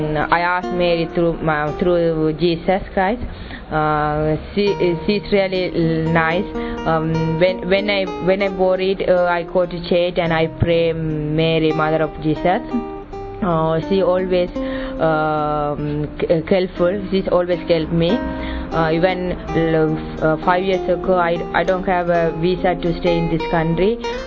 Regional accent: Sri Lanka; English is a second language; moved away; I come from Sri Lanka. I am Tamil. I speak Tamil.

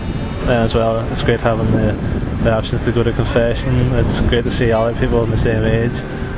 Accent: Derry, Northern Ireland, United Kingdom; I'm from Derry originally, just on the border of the Republic, northwest. I'm 27, I think.

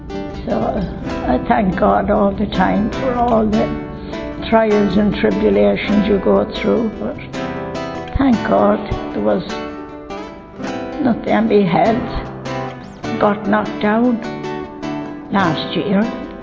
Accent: County Longford, Ireland; County Longford.

